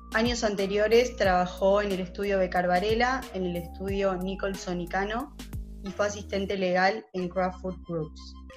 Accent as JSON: {"language": "Spanish", "country": "Argentina", "also_born_or_lived": "Los Angeles, United States", "moved": "as an adult", "lives_now": "Miami, United States", "said": "me egresé y recibí mi, título en, una universidad de, Argentina"}